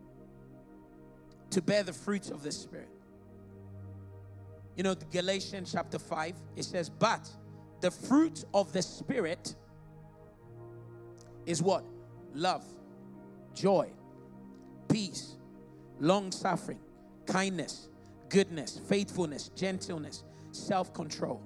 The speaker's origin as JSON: {"language": "English", "country": "Ghana", "moved": "yes", "lives_now": "United Kingdom", "said": "I'm from Ghana. Being a Ghanaian and the family I come from is my biological and geological identity"}